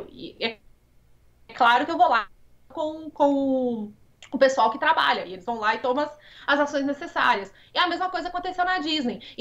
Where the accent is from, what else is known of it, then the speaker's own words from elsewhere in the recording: Brazil; Como eu sou brasileira.